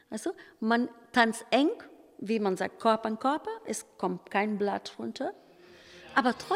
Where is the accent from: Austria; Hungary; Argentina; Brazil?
Brazil; German is a second language; now in Germany; Ist für mich so ein Stück für mich Brasilien hier in Deutschland. Wenn ich hier sitze und, und die Schule tanzen sehe, ist es für mich also ein Stück meine Heimat.